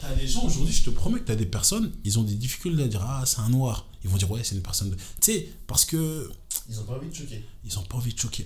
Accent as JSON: {"language": "French", "country": "France", "tie": "born or raised there", "said": "on a grandi en France"}